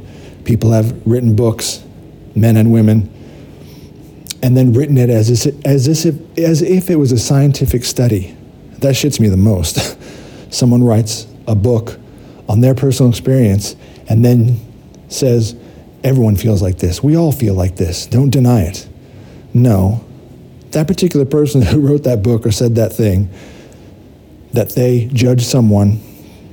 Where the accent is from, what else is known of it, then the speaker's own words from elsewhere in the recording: United States; I did grow up in America. I'm an American